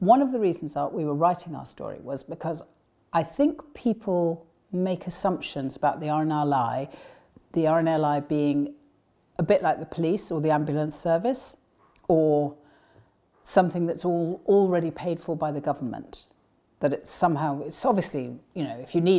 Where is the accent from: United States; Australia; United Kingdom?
United Kingdom; West Kirby, North West England; I was born in West Kirby